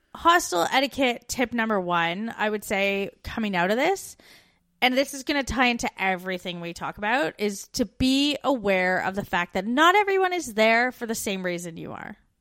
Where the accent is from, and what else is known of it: Canada; moved away as an adult